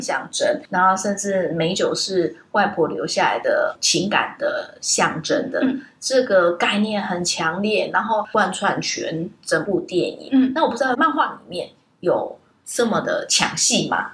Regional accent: Taipei, Taiwan; 后来我在台北长大，我家附近有一个

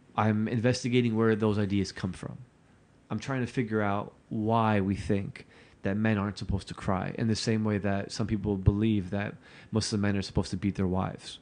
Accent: Newark, New Jersey, United States; when I was growing up in Newark

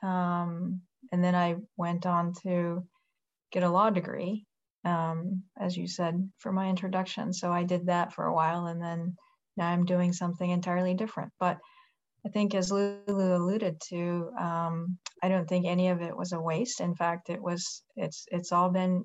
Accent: Japan; moved away as an adult; now in United States; I grew up in Japan. I was born and raised there, and I came here

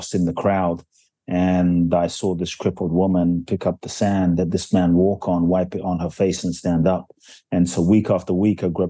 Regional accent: London, United Kingdom; also born or lived in Ghana; now in United States; I was born in Ghana, West Africa. Just a bit of backstory. My father's from Ghana. My mother's Japanese. I grew up in London. I live in the US

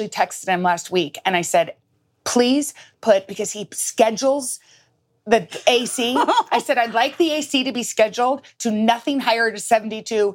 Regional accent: the South, United States; especially being a Southerner

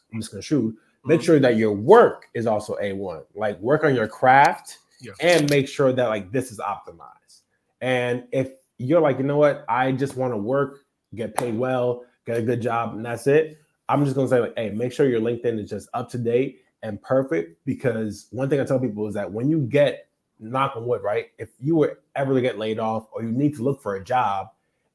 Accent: New Jersey, United States; now in Brooklyn, United States; I'm from Jersey, but I live in Brooklyn now

